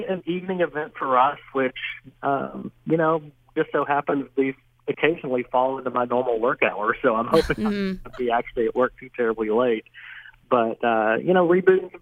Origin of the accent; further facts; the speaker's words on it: Oklahoma, United States; I'm from Oklahoma and it's just a good place to be